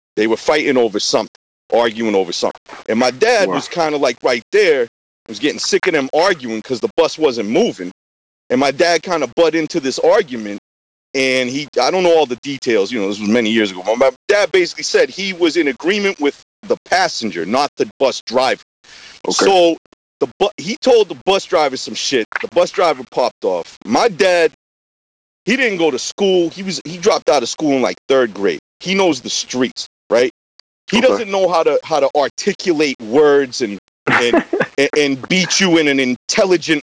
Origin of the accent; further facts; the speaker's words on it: suburb of Boston, Massachusetts, United States; also born or lived in New York; I was born in a suburb about 10 minutes outside of Boston, Massachusetts.